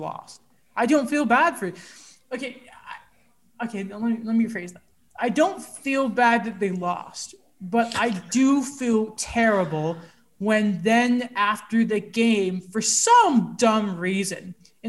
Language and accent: English; United States; also born or lived in United Kingdom; I may have grown up here